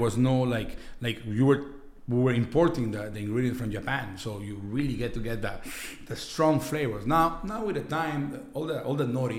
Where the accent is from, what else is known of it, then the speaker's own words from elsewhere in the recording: Lima, Peru; now in Montreal, Canada; I was born in Lima.